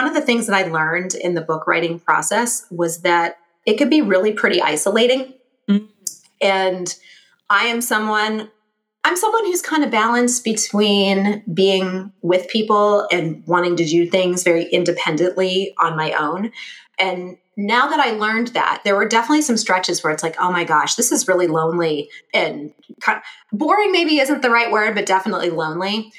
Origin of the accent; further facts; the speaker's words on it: Cleveland, Ohio, United States; moved away as an adult; also born or lived in Dayton, Ohio / Columbus, Ohio; I grew up in Cleveland, and I landed in Columbus kind of by accident